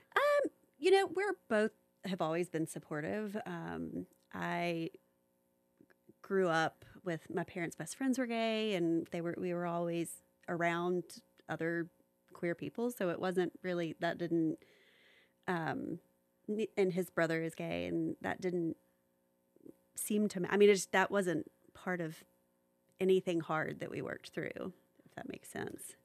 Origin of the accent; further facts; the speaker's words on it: Little Rock, Arkansas, United States; also born or lived in Atlanta / Chattanooga; now in Knoxville, United States; I grew up in, um, Little Rock, Arkansas